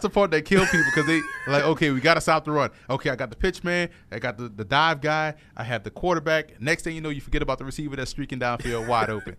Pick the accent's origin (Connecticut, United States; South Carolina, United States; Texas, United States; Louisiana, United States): Louisiana, United States; New Orleans; I grew up in New Orleans